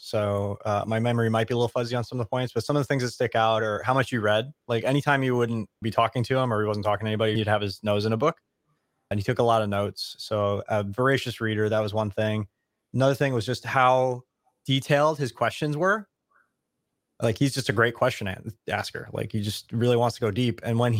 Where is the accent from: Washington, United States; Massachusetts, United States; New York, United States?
New York, United States; We're both from Long Island.